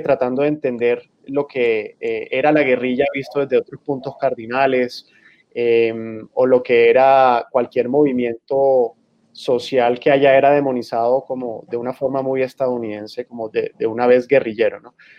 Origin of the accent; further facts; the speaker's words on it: San Andrés, San Andrés and Providencia, Colombia; also born or lived in Barranquilla / Cartagena; now in Bogotá, Colombia; nací en Barranquilla y crecí en San Andrés.